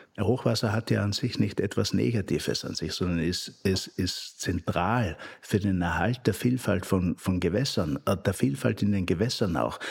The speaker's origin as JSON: {"language": "German", "region": "Upper Styria", "country": "Austria", "tie": "born or raised there", "moved": "as an adult", "lives_now": "Frankfurt, Germany", "said": "in meiner eigenen Heimat, wo ich geboren bin, in der, in, in der Obersteiermark"}